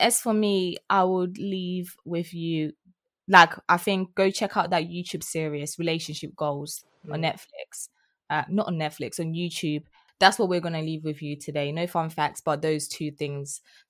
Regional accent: East of England, United Kingdom; It's so weird how I grew up in Essex, right? And she sounds like this and I don't sound like that.

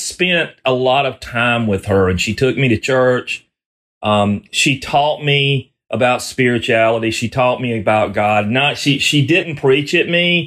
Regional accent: the South, United States; I grew up in the South

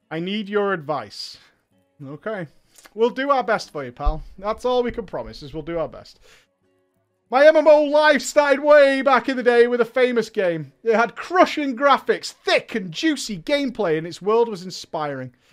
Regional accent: Austria; English is a second language; I first I have to apologise for my terrible English. I am indeed hailing from Austria, but I am not a native speaker. I was never good in English at school

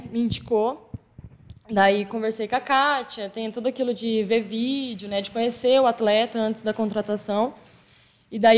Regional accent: Campo Grande, Mato Grosso do Sul, Brazil; moved away; Eu não sou daqui, sou de outro estado, sou de Campo Grande, Mato Grosso do Sul.

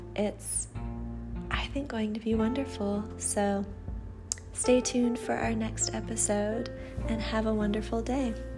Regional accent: Atlanta, Georgia, United States; also born or lived in Alabama; I'm from Atlanta originally, so after graduating in 2016, I moved back to Atlanta

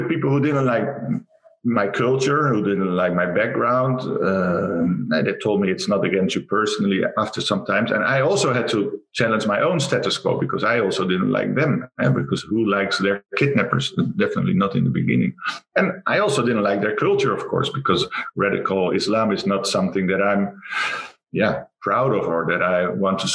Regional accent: Rotterdam, South Holland, Netherlands; from the Netherlands, Rotterdam.

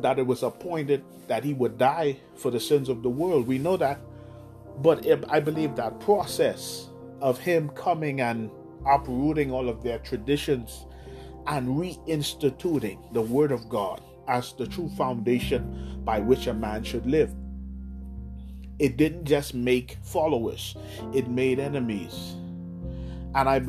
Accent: Bahamas; here in the Bahamas we say

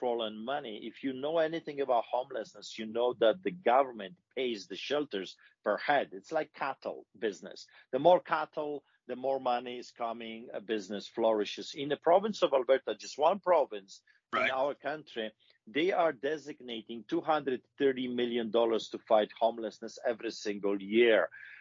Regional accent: Poland; English is a second language; moved away as an adult; now in Calgary, Canada; growing up in Poland

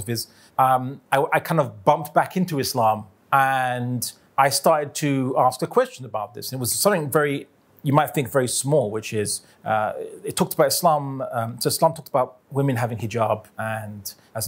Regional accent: London, United Kingdom; I was born in London, raised in London, UK.

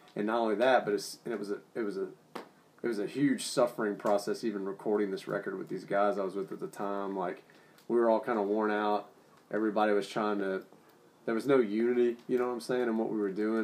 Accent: New Orleans, Louisiana, United States; Growing up in New Orleans

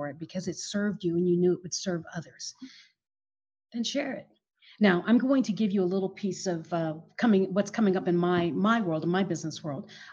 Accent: Philippines; moved away; I grew up in the Philippines

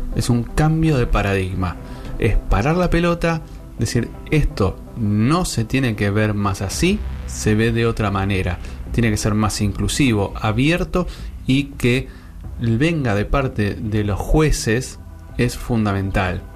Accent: Buenos Aires, Argentina; somos de la Ciudad Autónoma de Buenos Aires

